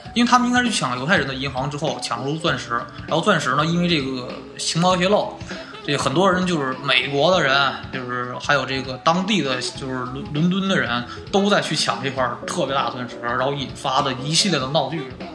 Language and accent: Chinese; China; 我们中国人